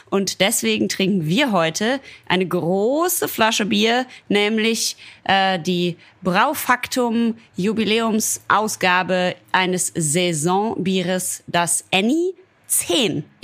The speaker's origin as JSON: {"language": "German", "area": "Ruhr area", "region": "North Rhine-Westphalia", "country": "Germany", "said": "ich komme ja aus dem Ruhrpott"}